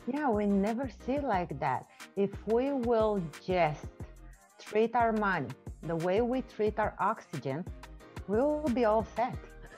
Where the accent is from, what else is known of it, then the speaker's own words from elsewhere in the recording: Romania; first language Romanian; English is a second language; I'm from Romania.